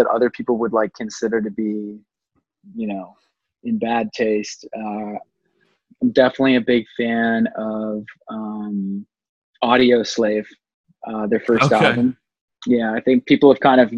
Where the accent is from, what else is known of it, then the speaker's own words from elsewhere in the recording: Dundas, Ontario, Canada; Dundas, Ontario, Canada, God's land